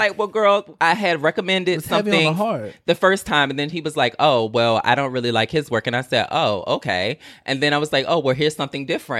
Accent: the South, United States; I'm from the South. When somebody give you something, you say thank you and keep it pushing.

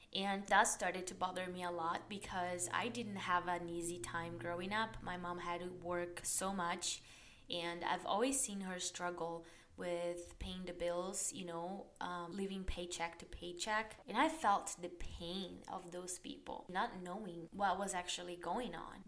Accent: Brazil; English is a second language; moved away as an adult; also born or lived in Dublin, Ireland; I was born and raised in Brazil

